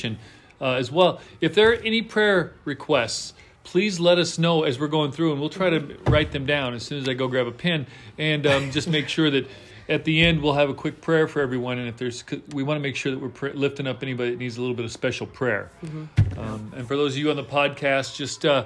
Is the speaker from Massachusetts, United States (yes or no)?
no; Montana, United States; moved away as an adult; also born or lived in Texas; growing up in Montana